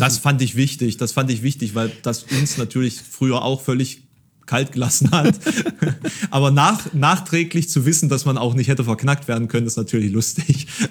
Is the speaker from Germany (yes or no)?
yes; Dresden, Saxony, Germany; now in Halle, Germany; ich habe irgendwie meinen großen Teil meiner Kindheit in Dresden verbracht